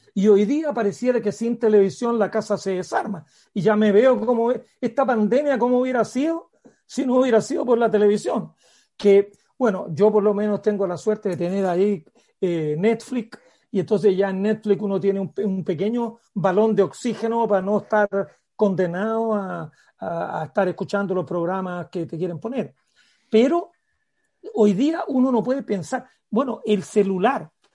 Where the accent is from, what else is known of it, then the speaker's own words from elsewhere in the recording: Parral, Maule, Chile; Yo cuando era niño en Parral